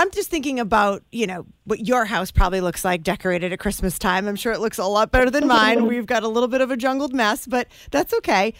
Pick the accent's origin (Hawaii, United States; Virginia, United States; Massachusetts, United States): Massachusetts, United States; Methuen; my hometown in Methuen